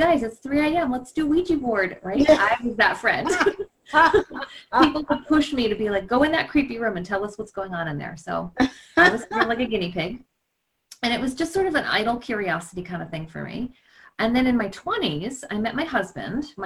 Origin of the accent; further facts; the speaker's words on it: Cape Cod, Massachusetts, United States; I grew up on Cape Cod